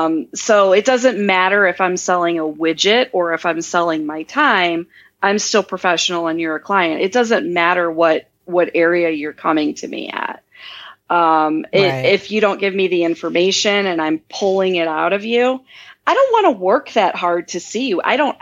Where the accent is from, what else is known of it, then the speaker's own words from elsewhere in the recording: Midwest, United States; I mean, I'm from the Midwest, you know, I mean, I'm very down to earth.